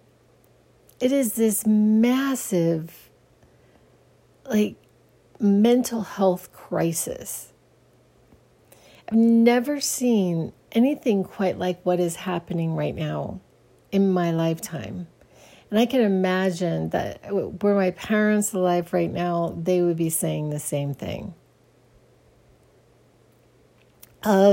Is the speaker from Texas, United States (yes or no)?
no; Phoenix, Arizona, United States; I grew up in Phoenix, Arizona